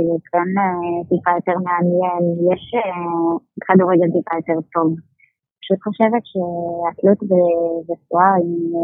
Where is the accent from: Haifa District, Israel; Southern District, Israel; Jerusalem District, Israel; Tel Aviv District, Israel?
Southern District, Israel; Beersheba; אני, אני באר שבעית